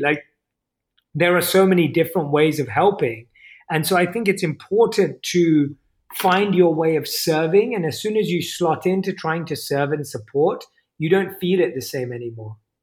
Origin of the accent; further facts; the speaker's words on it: United Kingdom; accent: British; my British accent